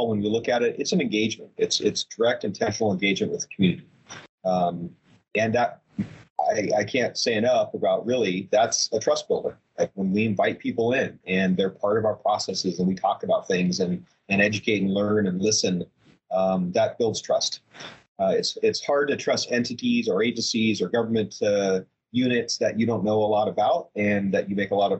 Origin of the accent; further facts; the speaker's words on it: Portland, Oregon, United States; moved away as an adult; now in Bend, United States; I was born and raised in Portland, so on the non-sunny side of the mountains.